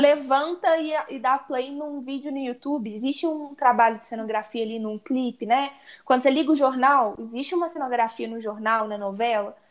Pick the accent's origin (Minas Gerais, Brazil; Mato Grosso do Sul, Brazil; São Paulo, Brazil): Minas Gerais, Brazil; Barbacena; also born or lived in Ouro Preto; now in Belo Horizonte, Brazil; sou de Barbacena, interior de Minas. E agora vim morar na capital, BH